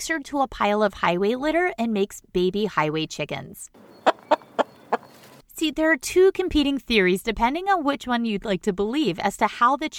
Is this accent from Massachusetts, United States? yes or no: yes; Boston, Massachusetts, United States; I'm from Boston